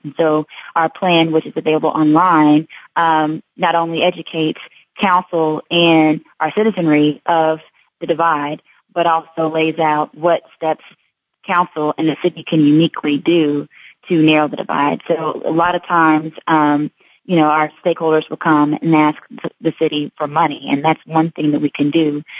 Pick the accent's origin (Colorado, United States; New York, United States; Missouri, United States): Missouri, United States; Kansas City; I'm from Kansas City. Uh, went to school out of state, but I came back home after I graduated